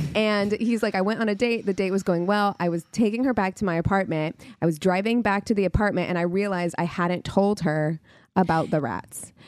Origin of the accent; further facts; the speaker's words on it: New Mexico, United States; I'm from New Mexico